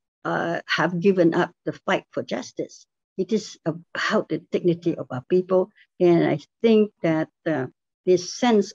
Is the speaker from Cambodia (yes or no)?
yes; Cambodia; moved away; I come from Cambodia. There was a spillover of refugees from Cambodia during the genocide years from 75 to 79 in Cambodia. I'm part of the refugee populations that from that crisis